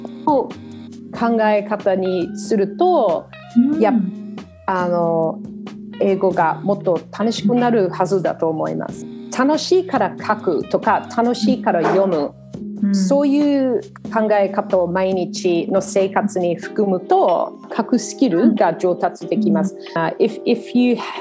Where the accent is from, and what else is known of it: Australia; Japanese is a second language; moved away as an adult; also born or lived in Japan; now in Sydney, Australia